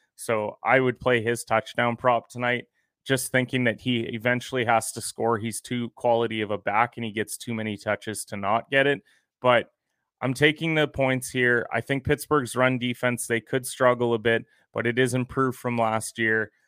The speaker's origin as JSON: {"language": "English", "country": "Canada", "said": "I'm a Canadian"}